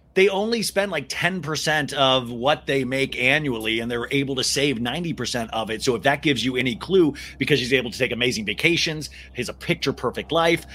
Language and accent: English; Kansas, United States; I grew up in Kansas